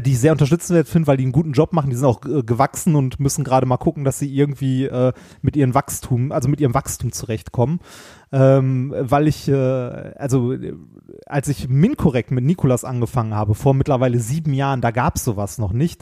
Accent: Essen, North Rhine-Westphalia, Germany; moved away; ich bin in Essen groß geworden

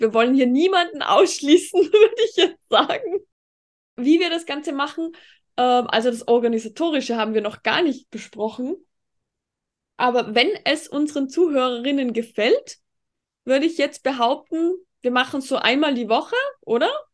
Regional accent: Tyrol, Austria; und ich eben bin aus Tirol, weil du vorhin bezüglich Dialekt gesagt hast. Aber ich glaube, das hört man auch

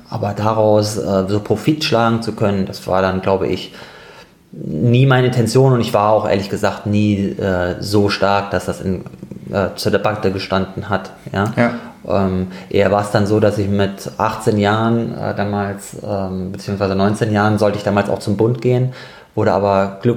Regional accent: Darmstadt, Hesse, Germany; moved away as an adult; now in Cologne, Germany; Genau, also ich komme ursprünglich eigentlich aus Darmstadt, gar nicht aus Köln und bin hier nur zum Studium 2005

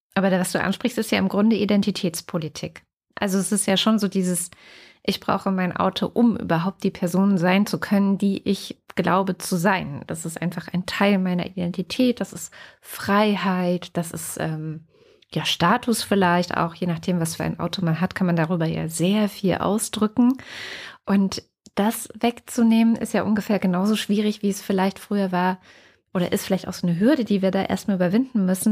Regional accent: East Germany, Germany; Ich bin äh, in der DDR aufgewachsen, in dem kleinen Dorf, wo meine Eltern jetzt auch wieder leben

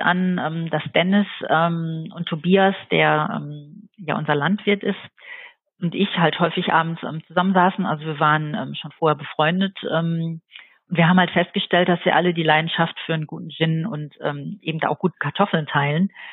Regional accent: Dortmund, North Rhine-Westphalia, Germany; now in Eifel, Germany; ich wurde in Dortmund geboren und lebe seit mittlerweile ungefähr zwölf Jahren hier in der Eifel

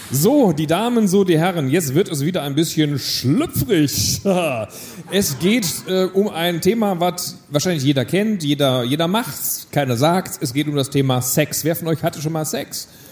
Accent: a small village near Munich, Bavaria, Germany; als ich aufgewachsen bin, hinter München, kleines Dorf, bei uns in Bayern

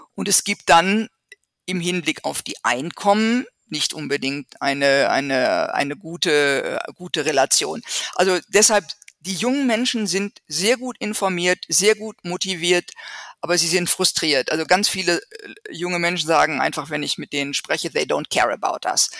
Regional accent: Germany; bei uns in Deutschland

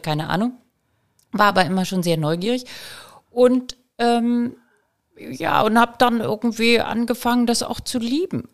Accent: Elmshorn, Schleswig-Holstein, Germany; also born or lived in Kiel; ich komm aus Emshorn

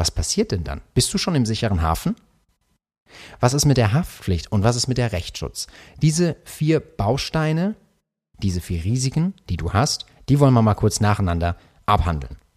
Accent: Karlsruhe, Baden-Württemberg, Germany; bei mir, ich komme ja aus Karlsruhe und wir haben äh, dies, das Land Baden-Württemberg

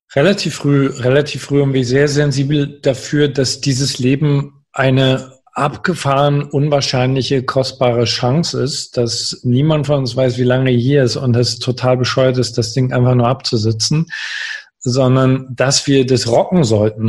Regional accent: Görlitz, Saxony, Germany; moved away as an adult; in einer sehr kleinen Stadt groß geworden, Görlitz

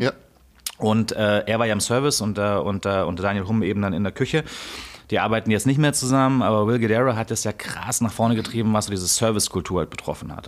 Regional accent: east of Munich, Bavaria, Germany; Ich bin auf jeden Fall im Osten von München aufgewachsen

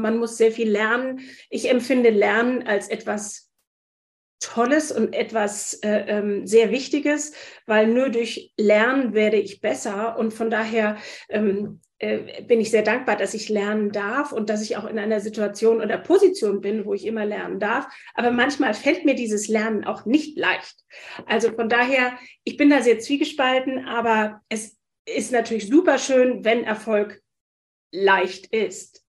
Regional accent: Wiesbaden, Hesse, Germany; moved away as an adult; also born or lived in London / Frankfurt; now in Hamburg, Germany; Ich komme aus Hessen, aus Wiesbaden

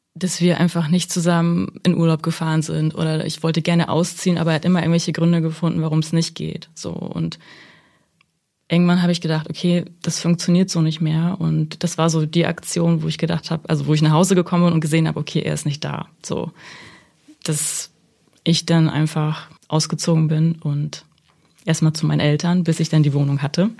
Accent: Germany; also born or lived in Kazakhstan; ich bin in Kasachstan geboren mhm. und bin mit sechs Jahren nach Deutschland gekommen

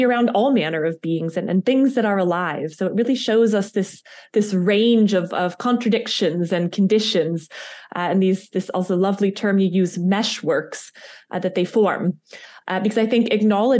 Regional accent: United States; accent: American; now in Liechtenstein; my American accent

